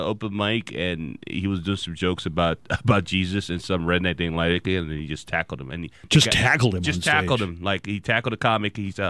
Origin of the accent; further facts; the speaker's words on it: Nigeria; I'm Nigerian.